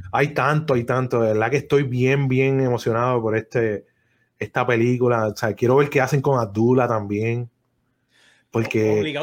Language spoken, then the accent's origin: Spanish; Puerto Rico; nosotros crecimos en Puerto Rico